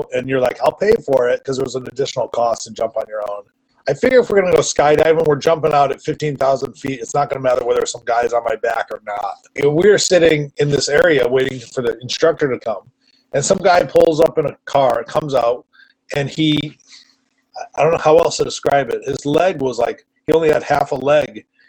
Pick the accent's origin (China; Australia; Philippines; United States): United States; East Coast; moved away as an adult; also born or lived in California; growing up in the East Coast, when I went to the West Coast